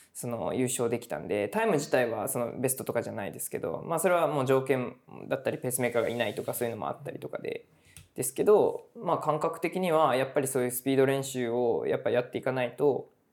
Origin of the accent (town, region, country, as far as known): Tamana, Kumamoto, Japan; born or raised there